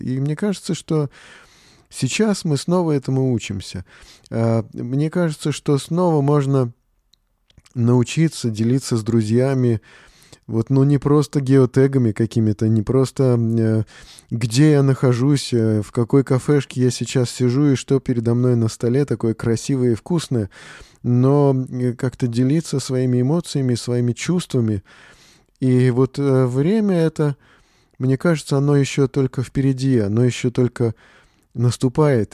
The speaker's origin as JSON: {"language": "Russian", "region": "Moscow", "country": "Russia", "said": "Мы москвичи"}